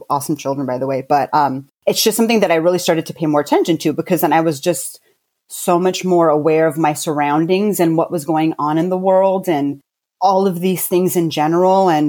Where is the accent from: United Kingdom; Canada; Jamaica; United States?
United States; Fort Lewis, Washington; born there; I was born in Fort Lewis, Washington State. So I'm an Army brat, I guess you can say.